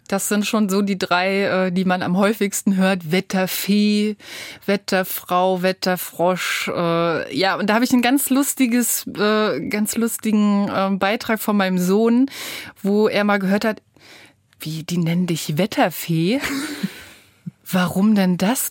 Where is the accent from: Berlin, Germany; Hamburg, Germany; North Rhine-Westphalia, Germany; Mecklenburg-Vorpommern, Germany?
Mecklenburg-Vorpommern, Germany; Rostock; now in Braunschweig, Germany; Ich komme von der Küste aus Rostock, da bin ich geboren